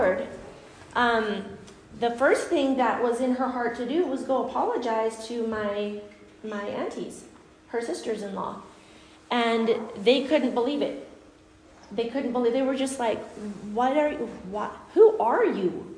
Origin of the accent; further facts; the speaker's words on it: Guatemala; moved away; I grew up in Guatemala